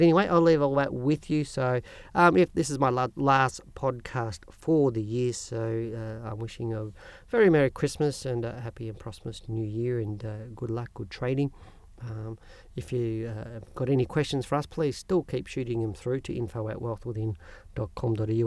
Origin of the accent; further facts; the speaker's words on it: Australia